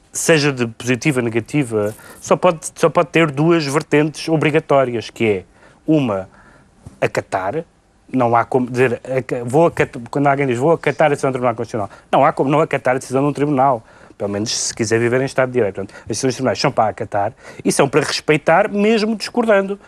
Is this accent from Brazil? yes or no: no; Portugal; como português